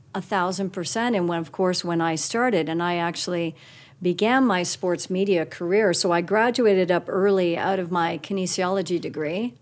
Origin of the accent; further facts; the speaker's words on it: Guelph, Ontario, Canada; also born or lived in Toronto, Ontario; now in Calgary, Canada; I was born in Toronto, Ontario, and we lived there till I was seven, and then moved to Guelph, Ontario. And I would start with Guelph because that really was my formative years